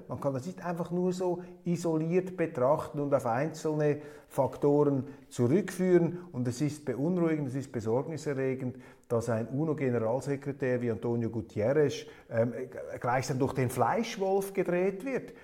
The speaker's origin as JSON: {"language": "German", "country": "Switzerland", "said": "als Schweizer"}